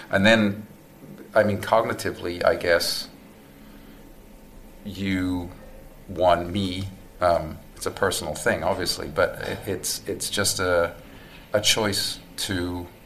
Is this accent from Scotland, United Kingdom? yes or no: no; Newport, Wales, United Kingdom; moved away as an adult; now in United States; South Wales, UK.